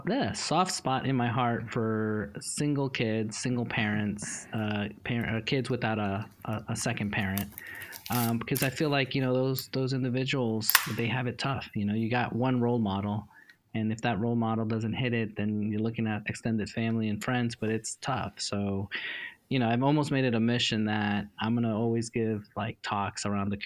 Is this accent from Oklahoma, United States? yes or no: no; New York City, New York, United States; now in Dallas, United States; growing up in New York City really just opened my eyes to see life differently.